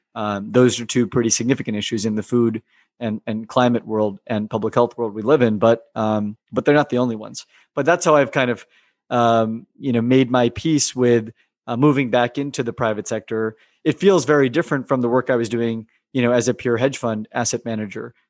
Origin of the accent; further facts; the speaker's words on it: United States; living and growing up in America